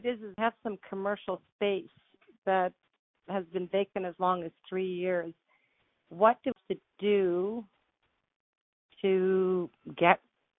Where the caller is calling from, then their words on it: Saskatoon, Saskatchewan, Canada